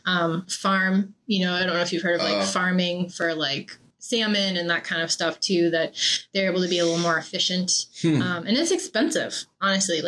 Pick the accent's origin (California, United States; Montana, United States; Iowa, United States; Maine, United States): Maine, United States; I'm also from Maine